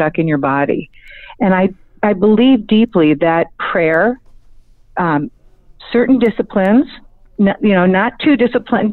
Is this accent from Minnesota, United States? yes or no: no; Cleveland, Ohio, United States; also born or lived in Arizona; now in Los Angeles, United States; I grew up in Cleveland, Ohio.